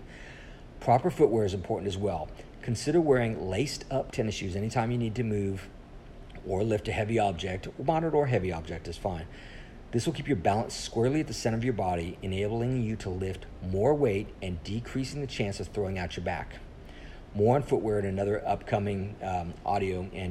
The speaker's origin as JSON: {"language": "English", "region": "Colorado", "country": "United States", "tie": "born or raised there", "moved": "yes", "lives_now": "Texas, United States", "said": "I grew up in Colorado"}